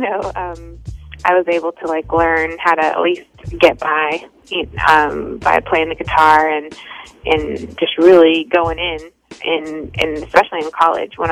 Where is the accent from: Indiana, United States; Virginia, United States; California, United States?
California, United States; also born or lived in New York; now in Boston, United States; raised in California